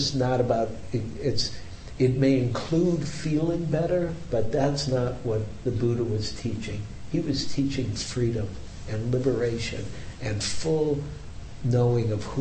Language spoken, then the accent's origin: English; Detroit, Michigan, United States; now in San Francisco, United States; I grew up in a whole other world than San Francisco. I grew up in Detroit